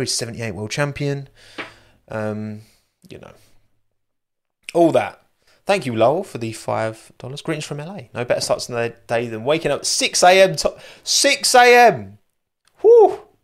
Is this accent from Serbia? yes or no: no; United Kingdom; I'm so British. I am very British